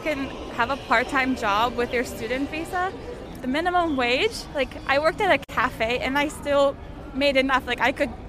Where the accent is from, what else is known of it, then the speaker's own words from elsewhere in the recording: United States; now in Japan; I'm from America. Like I'm also lucky to have health insurance, but that's insane. The health care system here is so nice.